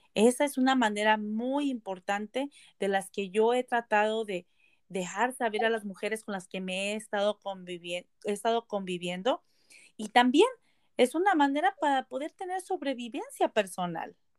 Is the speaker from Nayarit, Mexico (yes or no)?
yes; Nayarit, Mexico; moved away as an adult; now in Beaverton, United States; yo soy mexicana del estado de Nayarit, soy Cora, eh, llegué a Estados Unidos cuando me casé hace aproximadamente 23 años